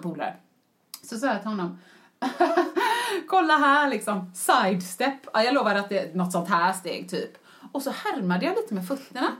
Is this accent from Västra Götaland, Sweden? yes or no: yes; Gothenburg, Västra Götaland, Sweden; moved away as an adult; also born or lived in United Kingdom; jag var hemma i Göteborg